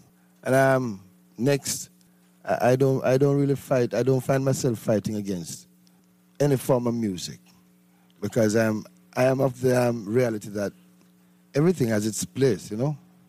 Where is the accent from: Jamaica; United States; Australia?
Jamaica; Saint Mary; In the countryside, St. Mary.